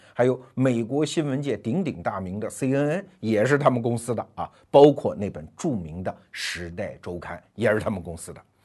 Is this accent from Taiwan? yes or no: no; China; 我们中国人